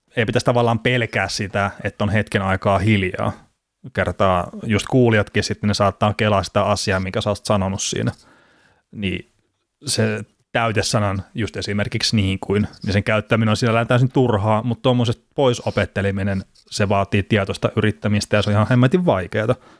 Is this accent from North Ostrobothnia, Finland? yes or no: no; Varkaus, North Savo, Finland; accent: Savo; kai mäkin puhun omalla tavallaan Savoa sitten. Vaikka mun mielestä sitten tuolta Varkaudesta, mistä mä oon kotoisin